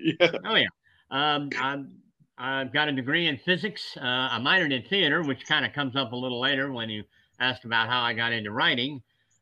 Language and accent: English; West Virginia, United States; born there; I was born in West Virginia, as my father was, and most of my family.